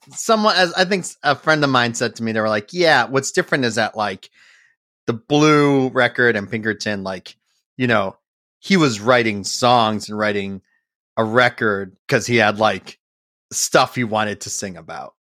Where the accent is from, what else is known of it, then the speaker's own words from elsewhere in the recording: Framingham, Massachusetts, United States; also born or lived in Boston, Massachusetts; I grew up in Framingham, Massachusetts, about, uh, you know, thirty minutes outside